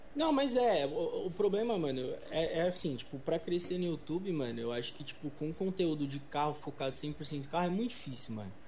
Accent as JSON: {"language": "Portuguese", "region": "São Paulo", "country": "Brazil", "said": "eu tenho 22 anos, mano, sou de São Paulo, é professor de inglês"}